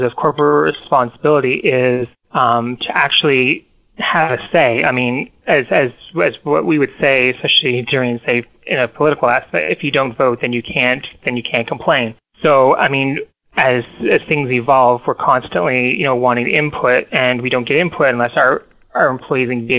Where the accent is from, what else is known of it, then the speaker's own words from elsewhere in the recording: Halifax, Nova Scotia, Canada; I hail from the city of Halifax in Nova Scotia, Canada